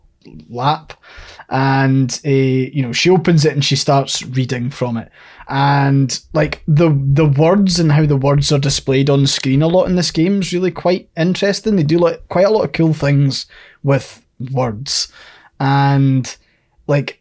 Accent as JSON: {"language": "English", "region": "Scotland", "country": "United Kingdom"}